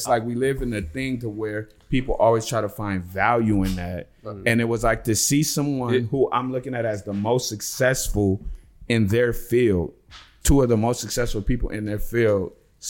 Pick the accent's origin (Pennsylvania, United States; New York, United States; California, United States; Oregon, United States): California, United States; Los Angeles; just growing up in Los Angeles